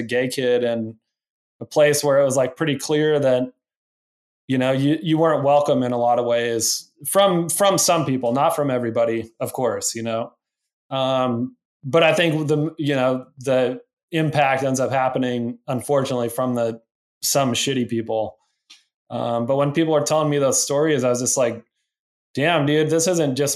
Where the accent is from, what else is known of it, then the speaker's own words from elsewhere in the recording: Rock Springs, Wyoming, United States; moved away; growing up in Rock Springs.